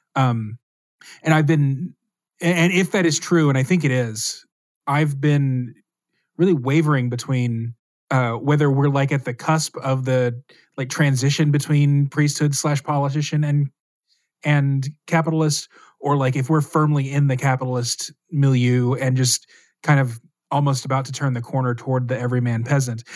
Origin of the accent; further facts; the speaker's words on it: Texas, United States; I grew up in Texas as a Catholic.